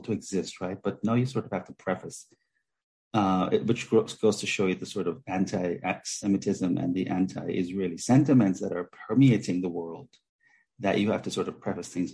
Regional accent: Jamaica; I grew up in Jamaica

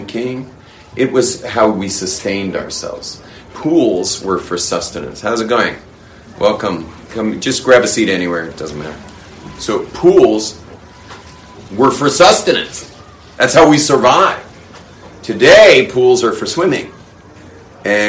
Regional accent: Los Angeles, California, United States; I grew up in the Hollywood world

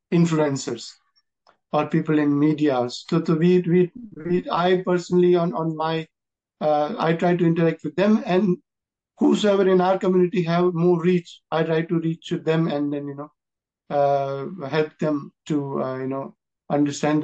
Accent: India; as an Indian

